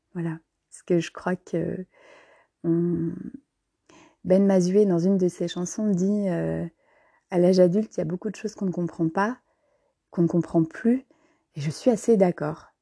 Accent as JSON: {"language": "French", "town": "Trier", "region": "Rhineland-Palatinate", "country": "Germany", "tie": "born or raised there", "moved": "yes", "said": "je suis née il y a plus de 40 ans en Allemagne, à Trèves plus précisément, non loin de la frontière française."}